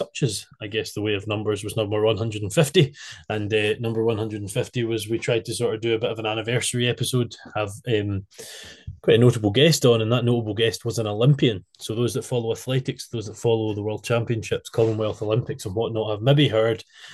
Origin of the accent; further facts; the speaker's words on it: Scotland, United Kingdom; I'm from Scotland